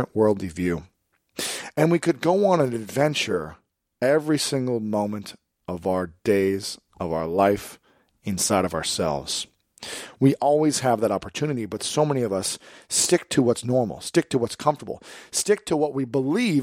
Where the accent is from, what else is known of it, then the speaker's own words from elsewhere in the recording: Delaware, Ohio, United States; I grew up in a small town, Delaware, Ohio. For those that know me well, they know I'm from Ohio